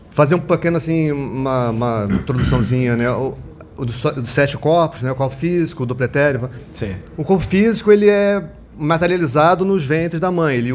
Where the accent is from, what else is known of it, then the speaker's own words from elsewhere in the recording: Rio de Janeiro, Brazil; sou aqui do Rio. Do Rio de Janeiro.